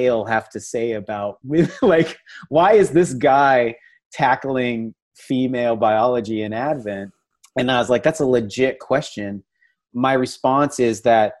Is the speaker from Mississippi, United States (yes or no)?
no; Washington, United States; moved away as an adult; now in Texas, United States; When I lived in Washington State, because I now live in Texas, but I grew up in Washington State.